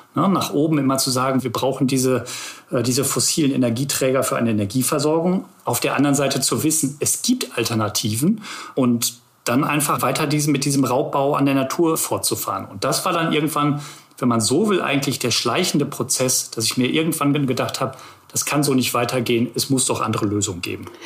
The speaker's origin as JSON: {"language": "German", "area": "Ruhr area", "region": "North Rhine-Westphalia", "country": "Germany", "tie": "born or raised there", "moved": "yes", "lives_now": "Hamburg, Germany", "said": "ich bin eigentlich ein Kind des Ruhrgebiets. Das heißt, ich bin wirklich zwischen ja, zwischen Kohlekraftwerken, zwischen Zechen aufgewachsen"}